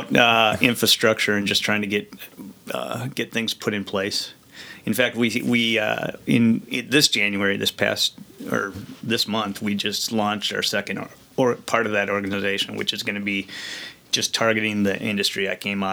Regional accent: Brooklyn Park, Minnesota, United States; also born or lived in St. Paul / Vadnais Heights / Lino Lakes; now in Hugo, United States; I grew up in Brooklyn Park

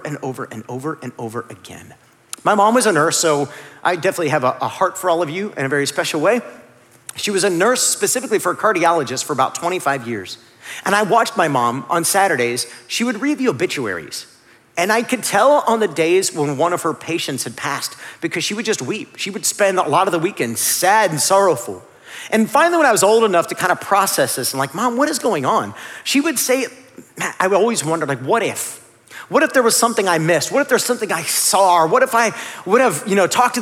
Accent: Northeast Ohio, United States; I grew up in Northeast Ohio

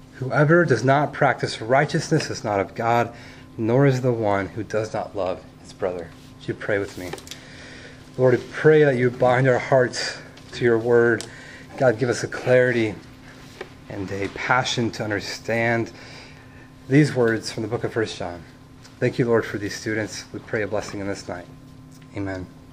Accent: California, United States; I grew up in California where you can play outside 330 days of the year.

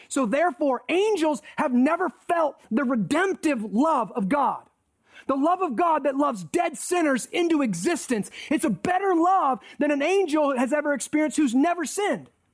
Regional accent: United States; I'm thankful for being American.

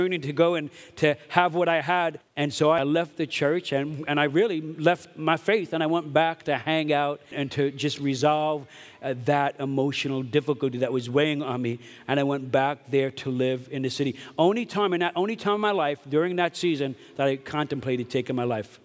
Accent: New York City, New York, United States; moved away; I grew up in Brooklyn, New York

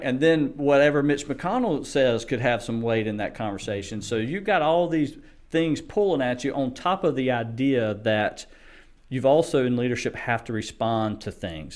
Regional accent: United States; as a Christian and as American at, at my core

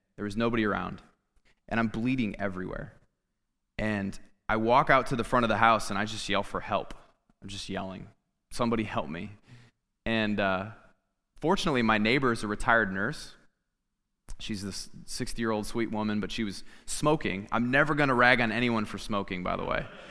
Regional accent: Clinton, Iowa, United States; my family and I moved back to my hometown. I'm from Clinton, Iowa

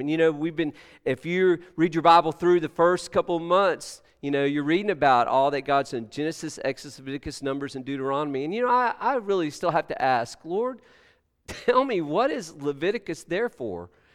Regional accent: Texas, United States; I'm from Texas

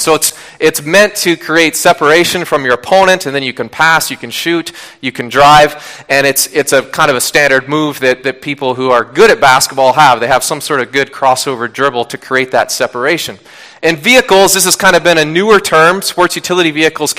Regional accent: Washington, United States; I grew up in Washington State

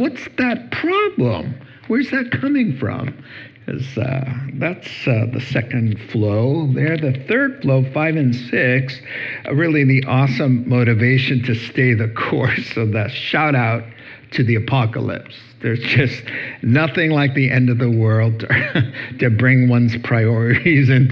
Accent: the South, United States; I'm from the South

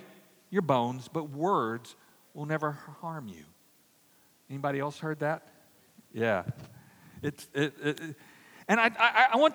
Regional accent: Louisiana, United States; I grew up in Louisiana in an all-Catholic neighborhood

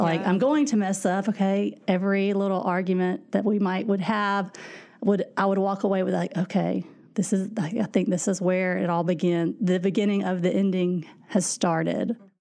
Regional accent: Louisiana, United States; moved away as an adult; now in Indiana, United States; we are from Louisiana, actually. And so that's where I grew up

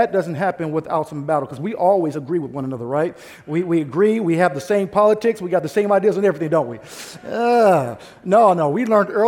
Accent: St. Louis, Missouri, United States; now in Bay Area, United States; I'm from St. Louis, Missouri

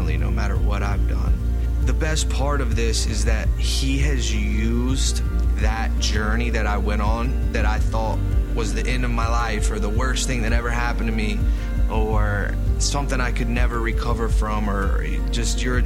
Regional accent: Lincolnton, North Carolina, United States; I'm from Lincolnton, North Carolina. I grew up in a small town going to church

